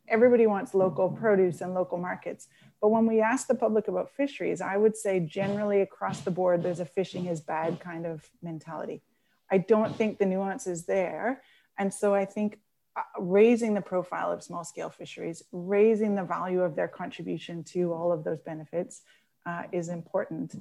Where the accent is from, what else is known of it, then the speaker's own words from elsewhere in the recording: Newfoundland and Labrador, Canada; moved away; I'm a Newfoundlander, and I grew up, um, during the collapse of the cod stocks.